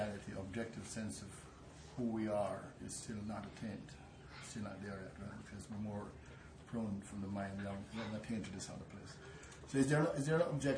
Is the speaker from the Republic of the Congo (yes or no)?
no; Jamaica; I'm a Jamaican.